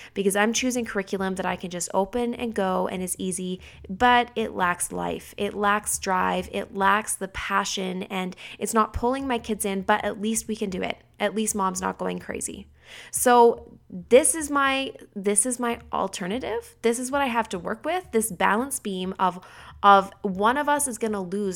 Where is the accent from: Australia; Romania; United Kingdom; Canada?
Canada; I'm a Canadian